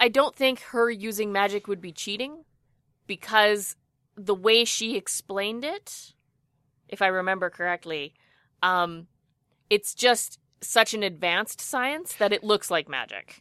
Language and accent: English; Edmonton, Alberta, Canada; my hometown